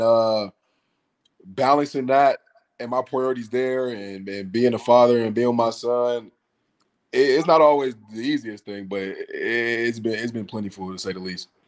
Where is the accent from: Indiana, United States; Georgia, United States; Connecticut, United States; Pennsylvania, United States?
Georgia, United States; Savannah; also born or lived in Flint, Michigan; now in Atlanta, United States; I moved to, uh, Savannah, Georgia when I was nine years o-, ten years old, I believe, one of the two. And I, I came to move to Atlanta with my father in twenty sixteen